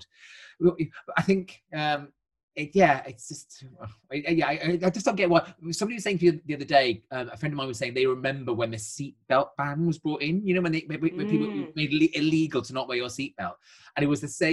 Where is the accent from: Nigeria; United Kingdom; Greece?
United Kingdom; I'm far too British